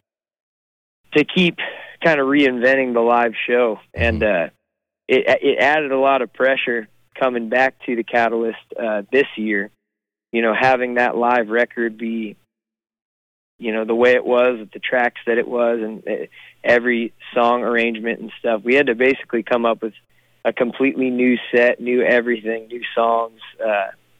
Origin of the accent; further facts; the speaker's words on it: California, United States; moved away as an adult; also born or lived in Santa Cruz / Central Coast; now in Texas, United States; I'm from California and I'm proud to be from there